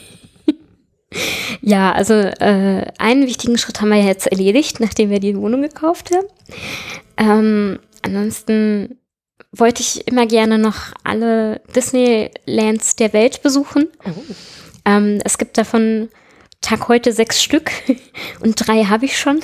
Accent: Southern Germany, Germany; moved away as an adult; ich komme aus Süddeutschland, aus einer Kleinstadt

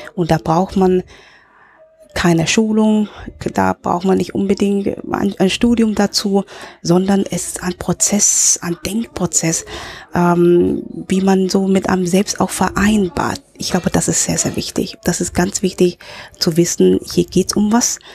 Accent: Hong Kong; also born or lived in Germany / Berlin / Frankfurt; now in Linz, Austria; ich in in Deutschland geboren bin, aber in Hongkong aufgewachsen bin

